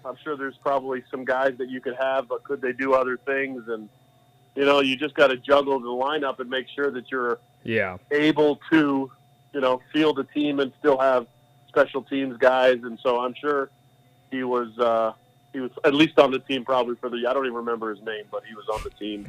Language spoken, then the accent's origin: English; Canada; I'm a Canadian in a Canadian position against another guy who's an American.